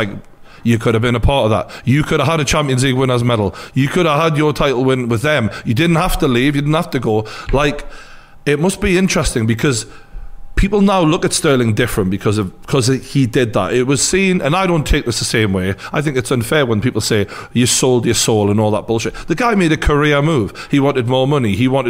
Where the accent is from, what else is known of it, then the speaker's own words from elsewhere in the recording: Newcastle upon Tyne, North East England, United Kingdom; I was born and bred in Newcastle